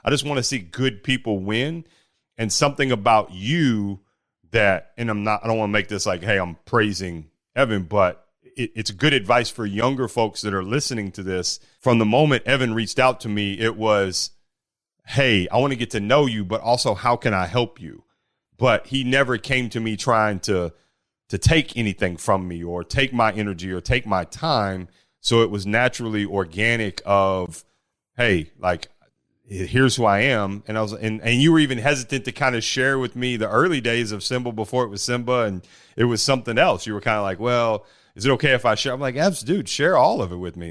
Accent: Bowling Green, Kentucky, United States; also born or lived in Elizabethtown, Kentucky; I grew up playing basketball there in Bowling Green, Kentucky

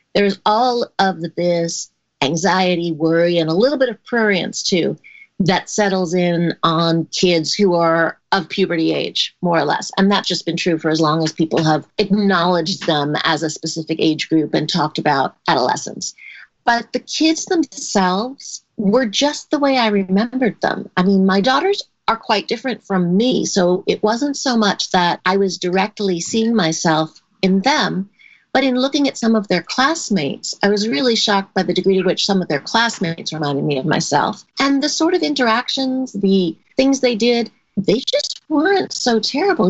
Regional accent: New York City, New York, United States; I grew up in New York City

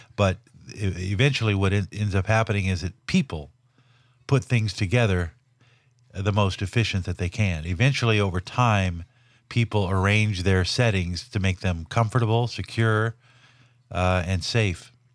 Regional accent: Los Angeles, California, United States; born or raised there

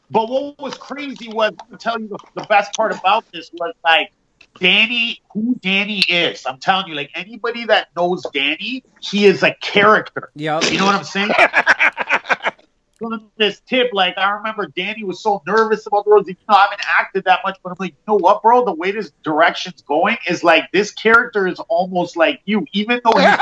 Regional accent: Canada; you guys are American, but I'm Canadian.

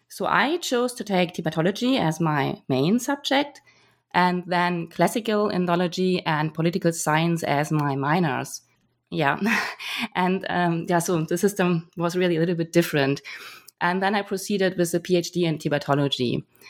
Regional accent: Germany; moved away; also born or lived in Hamburg; I'm originally from Germany

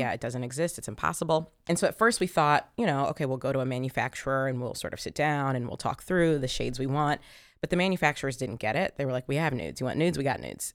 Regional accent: Columbus, Ohio, United States; I grew up in Columbus, Ohio

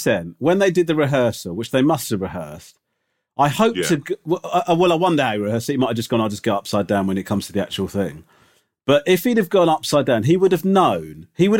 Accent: United Kingdom; Listen, I am a British sports fan, man of the match for me, right?

